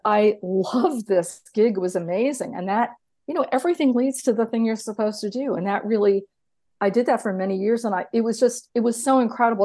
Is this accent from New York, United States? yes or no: yes; New York, United States; moved away; I'm originally from New York. I didn't even grow up with a car